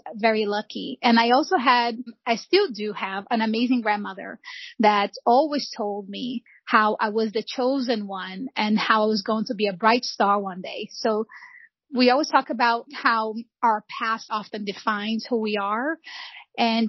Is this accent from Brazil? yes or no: yes; Rio de Janeiro, Brazil; also born or lived in São João de Meriti; now in United States; I was born and raised in Rio de Janeiro